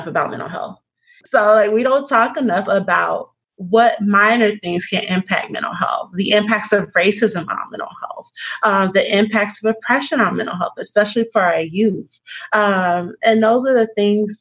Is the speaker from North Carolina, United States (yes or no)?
no; Miami, Florida, United States; moved away; I'm originally from Miami, Florida